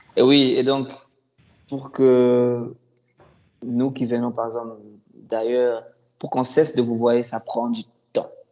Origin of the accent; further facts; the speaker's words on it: Kinshasa, DR Congo; moved away as an adult; now in Canada; Je suis d'origine congolaise, République démocratique du Congo